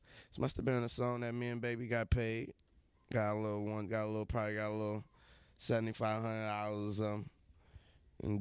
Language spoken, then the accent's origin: English; New Orleans, Louisiana, United States; I'm from the South, the country